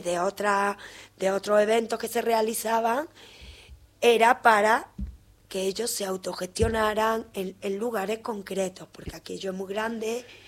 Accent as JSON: {"language": "Spanish", "town": "Córdoba", "region": "Andalusia", "country": "Spain", "tie": "born or raised there", "also_born_or_lived": "Seville", "moved": "as an adult", "lives_now": "Argentina", "said": "Nací en Andalucía, en Córdoba"}